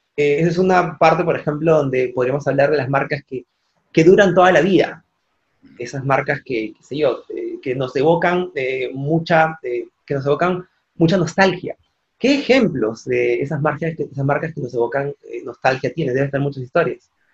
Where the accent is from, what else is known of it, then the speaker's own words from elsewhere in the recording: Peru; yo soy peruano